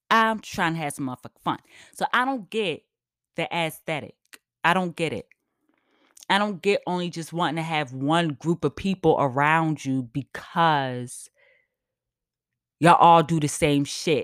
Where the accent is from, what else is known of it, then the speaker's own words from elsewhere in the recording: United States; also born or lived in New York; I'm black as hell, I'm American as fuck